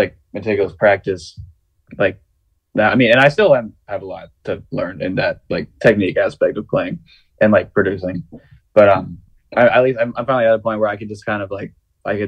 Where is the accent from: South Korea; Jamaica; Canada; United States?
United States; the Bay Area, California; moved away as an adult; now in Baltimore, United States; growing up in the Bay